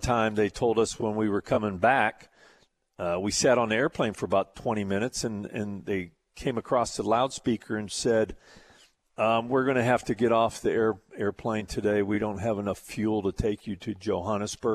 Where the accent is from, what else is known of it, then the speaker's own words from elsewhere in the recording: Canton, Ohio, United States; moved away as an adult; also born or lived in Houston, Texas; now in Texas, United States; I grew up in Canton, Ohio. When I was 19 years old, I walked away from Canton, Ohio and moved to Texas